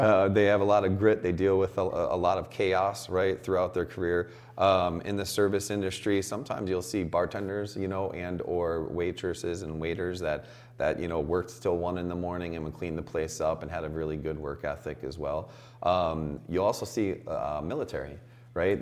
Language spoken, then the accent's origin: English; Chicago, Illinois, United States; I'm from Chicago